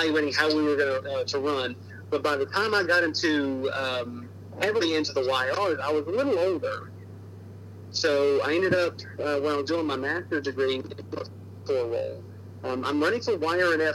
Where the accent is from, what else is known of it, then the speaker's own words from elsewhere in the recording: Charlotte, North Carolina, United States; I was raised in Charlotte, North Carolina